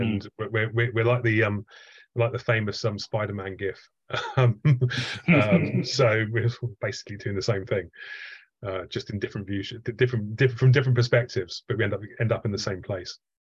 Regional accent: Southampton, South East England, United Kingdom; I grew up in Southampton

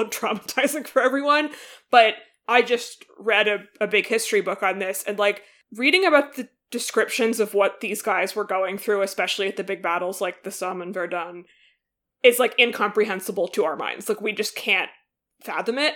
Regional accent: United States; as an American

